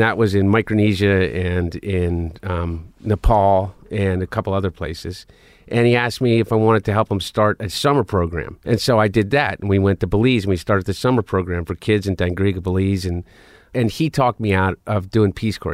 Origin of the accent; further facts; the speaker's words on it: Delaware, United States; also born or lived in Portland, Oregon; we grew up in Delaware